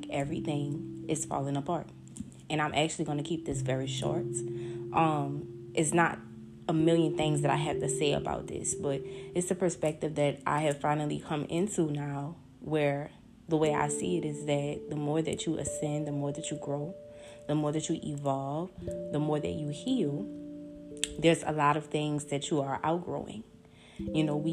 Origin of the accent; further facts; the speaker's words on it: New Orleans, Louisiana, United States; my hometown, New Orleans